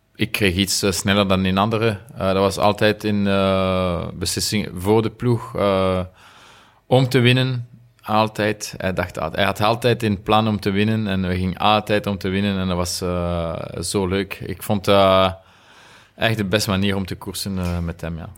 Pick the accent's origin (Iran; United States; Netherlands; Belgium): Belgium; Remouchamps, Wallonia; Dutch is a second language; moved away; ik ben van Remouchon en de, de rivier uh, Amblève noemt, ze, is, is daar. Dus als jonge gast, we gingen altijd vissen